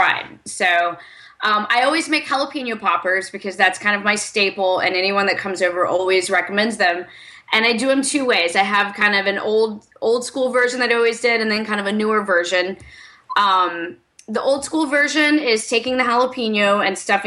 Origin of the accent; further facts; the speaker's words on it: the South, United States; I'm from the South, too, not from Alabama